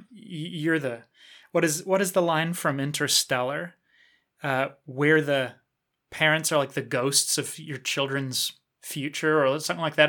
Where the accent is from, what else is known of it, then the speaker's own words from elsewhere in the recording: New Zealand; I was born and raised in New Zealand